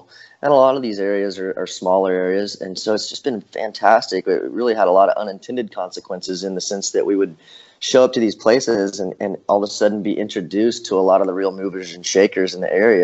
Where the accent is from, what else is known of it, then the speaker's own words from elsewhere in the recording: Ozark Mountains, Missouri, United States; also born or lived in Joplin, Missouri / Springfield, Missouri; I'm from the Ozark Mountains